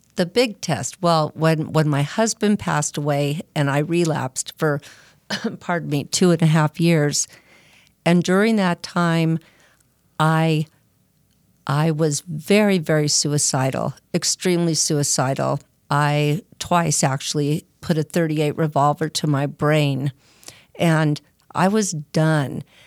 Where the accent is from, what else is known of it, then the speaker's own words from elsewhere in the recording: Arcadia, California, United States; I'm from, uh, Arcadia, California, Southern Cal.